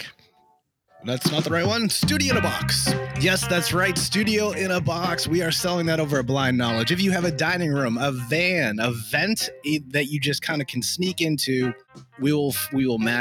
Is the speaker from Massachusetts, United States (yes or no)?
yes; Boston, Massachusetts, United States; moved away; I'm originally from South Shore, Boston